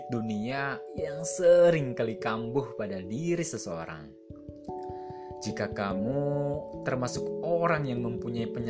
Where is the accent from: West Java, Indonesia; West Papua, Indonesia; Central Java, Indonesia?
West Java, Indonesia; Majalengka; saya berasal dari Majalengka.